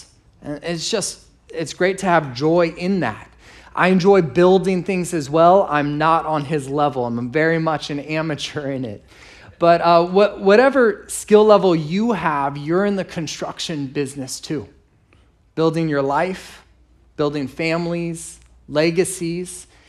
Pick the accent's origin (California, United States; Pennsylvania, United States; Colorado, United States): California, United States; San Diego; And I grew up here in San Diego, and I'm real grateful.